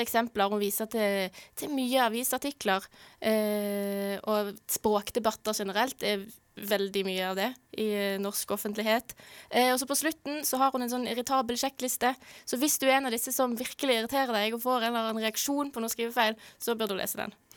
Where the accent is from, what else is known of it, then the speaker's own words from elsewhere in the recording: Norway; vi som nordmenn